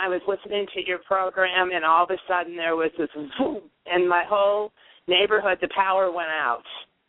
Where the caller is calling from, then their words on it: Illinois, United States; I'm calling from Illinois.